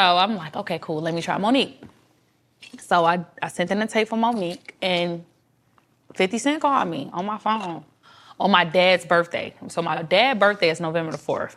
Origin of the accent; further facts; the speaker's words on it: Detroit, Michigan, United States; I was from Detroit, they'll let me say a little different Detroit slang